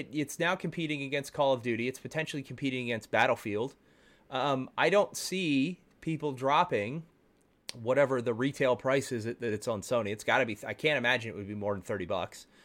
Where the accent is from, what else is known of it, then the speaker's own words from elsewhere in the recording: Texas, United States; I'm from Texas